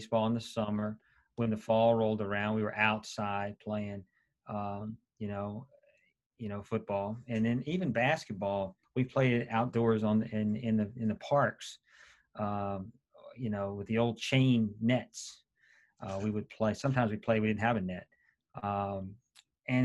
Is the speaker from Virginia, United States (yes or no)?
yes; Charlottesville, Virginia, United States; I grew up in Charlottesville, Virginia